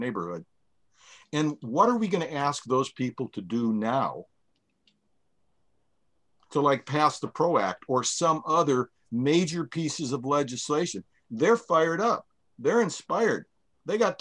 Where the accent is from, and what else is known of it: Chicago, Illinois, United States; now in Seattle, United States